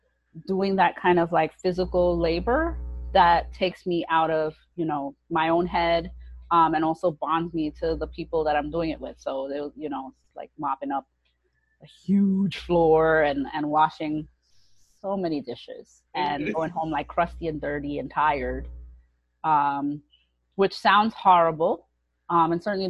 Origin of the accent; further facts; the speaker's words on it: New York City, New York, United States; grew up in Brooklyn, New York